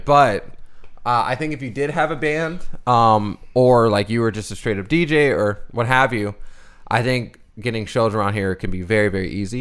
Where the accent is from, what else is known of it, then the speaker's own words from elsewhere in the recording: Bowie, Maryland, United States; accent: slight Southern twang; moved away as an adult; now in Southern California, United States; we grew up in Bowie, Maryland, too